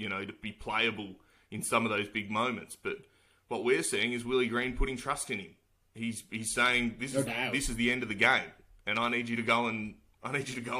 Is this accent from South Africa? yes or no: no; Australia; being Australian